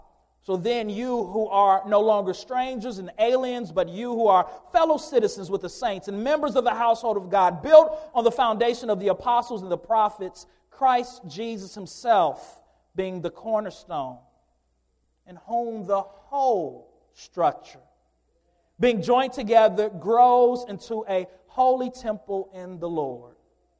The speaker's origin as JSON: {"language": "English", "region": "Michigan", "country": "United States", "lives_now": "Louisville, United States", "said": "And as I came from Michigan and moved into Louisville"}